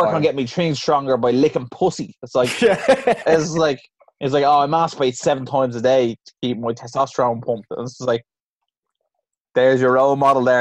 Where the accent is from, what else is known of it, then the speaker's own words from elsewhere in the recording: Ireland; as an Irish person